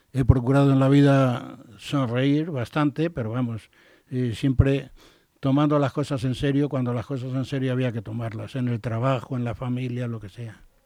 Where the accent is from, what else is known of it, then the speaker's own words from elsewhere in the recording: Spain; como español